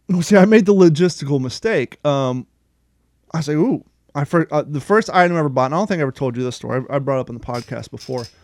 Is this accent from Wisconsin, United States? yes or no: no; Union, Kentucky, United States; also born or lived in Ohio; now in Florida, United States; I grew up in Ohio and Kentucky